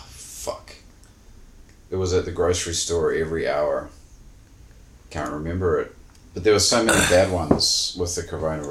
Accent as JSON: {"language": "English", "country": "New Zealand"}